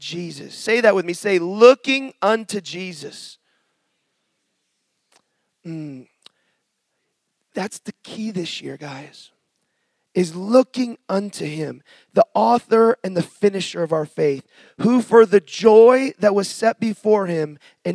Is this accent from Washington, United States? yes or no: yes; Seattle, Washington, United States; moved away; I'm from Seattle originally